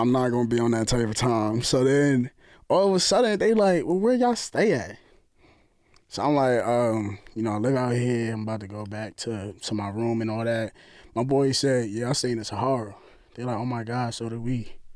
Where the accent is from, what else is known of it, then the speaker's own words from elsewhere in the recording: New Jersey, United States; we from New York. I'm from Jersey. You hear the accent.